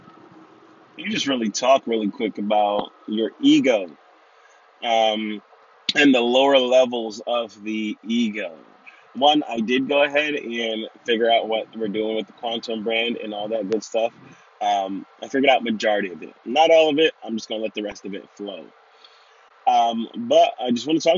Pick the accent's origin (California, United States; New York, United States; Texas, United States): New York, United States; New York City; I was raised in Brooklyn, New York